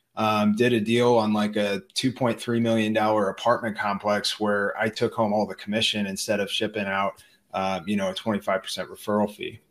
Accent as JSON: {"language": "English", "town": "St. Louis", "region": "Missouri", "country": "United States", "tie": "born or raised there", "said": "my hometown, St. Louis"}